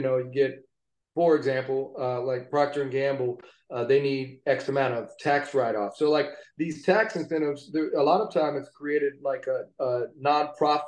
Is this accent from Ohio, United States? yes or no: yes; Cincinnati, Ohio, United States; moved away as an adult; also born or lived in New York City / Los Angeles; we are both from Cincinnati. We've always wanted to film in our hometown